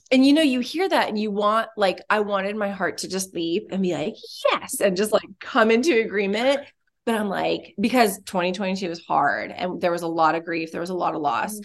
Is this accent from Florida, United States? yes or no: yes; Orlando, Florida, United States; moved away as an adult; also born or lived in Australia; now in Dallas, United States; we are originally from Florida. We were in Orlando, Florida for a long time